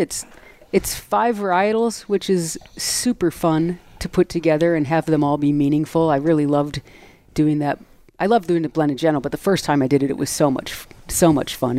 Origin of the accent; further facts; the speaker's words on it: Midwest, United States; moved away; I'm from the Midwest